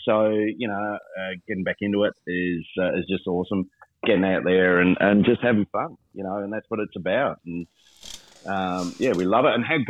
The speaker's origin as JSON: {"language": "English", "region": "Victoria", "country": "Australia", "said": "we come from Vic, right"}